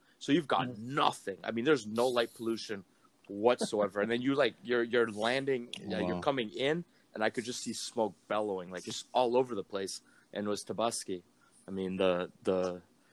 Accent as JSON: {"language": "English", "country": "Niger", "tie": "born or raised there", "also_born_or_lived": "Amsterdam", "moved": "yes", "lives_now": "Orlando, United States", "said": "Growing up in Niger, Niger is dominantly Muslim"}